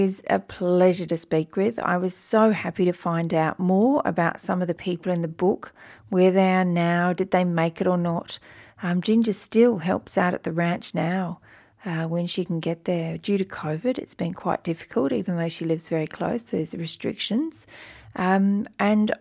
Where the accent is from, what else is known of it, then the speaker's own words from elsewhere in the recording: Australia; accent: Australian; my Australian accent